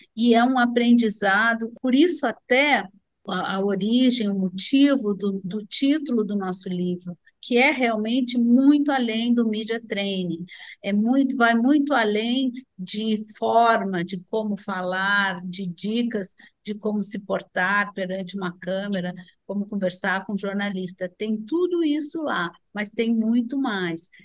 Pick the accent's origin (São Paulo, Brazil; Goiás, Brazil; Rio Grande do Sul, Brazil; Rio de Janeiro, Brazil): Rio Grande do Sul, Brazil; sou gaúcha